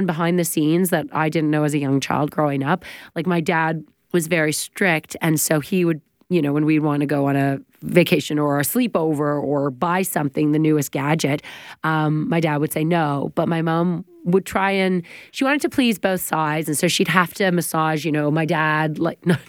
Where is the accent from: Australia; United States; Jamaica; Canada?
Canada; Oakville, Ontario; We're all from Oakville